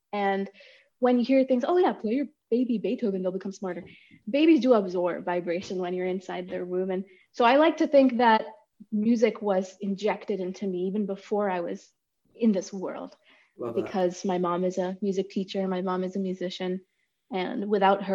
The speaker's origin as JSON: {"language": "English", "town": "Boston", "region": "Massachusetts", "country": "United States", "tie": "born or raised there", "also_born_or_lived": "India / New Hampshire", "said": "I'm like in the Boston area right now."}